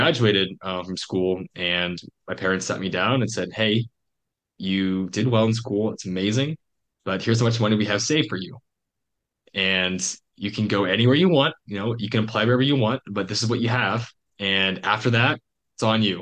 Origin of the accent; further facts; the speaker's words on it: Eastern Iowa, United States; moved away; also born or lived in Washington, D.C. / Montana; growing up in Iowa, I was in the Quad Cities, and that's like Eastern Iowa